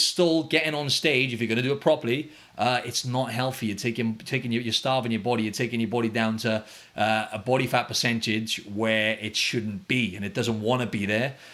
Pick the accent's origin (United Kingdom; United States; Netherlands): United Kingdom; Wales; now in Australia; We're both from Wales